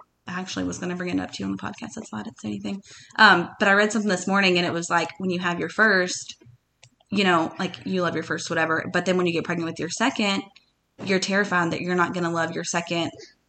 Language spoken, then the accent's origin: English; Nashville, Tennessee, United States; we grew up in Nashville